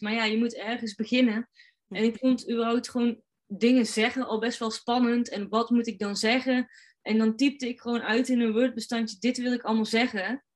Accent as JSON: {"language": "Dutch", "region": "North Brabant", "country": "Netherlands", "said": "als Brabander"}